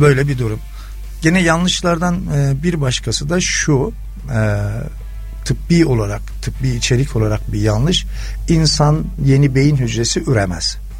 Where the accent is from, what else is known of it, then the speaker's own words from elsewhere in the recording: Amasya, Turkey; ben Amasyalıyım.